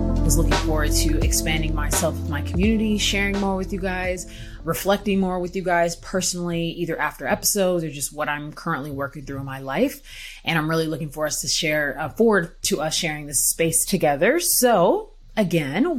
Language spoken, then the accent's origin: English; Houston, Texas, United States; moved away as an adult; also born or lived in Missouri / Australia; I'm from Houston, Texas. I'm from Houston